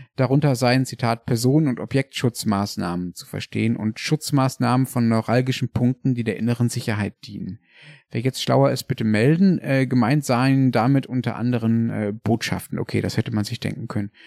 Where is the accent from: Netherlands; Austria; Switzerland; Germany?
Germany; now in Berlin, Germany; Ich als Deutscher